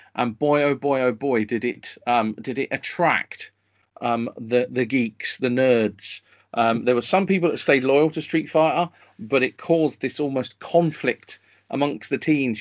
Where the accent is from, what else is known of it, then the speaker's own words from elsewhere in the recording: London, United Kingdom; I grew up in North London, which is a, a wonderful part of London to grow up in.